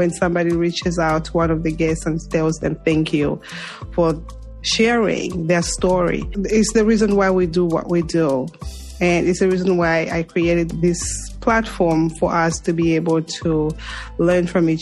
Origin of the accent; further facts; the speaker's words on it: Zambia; moved away; Zambia, my home country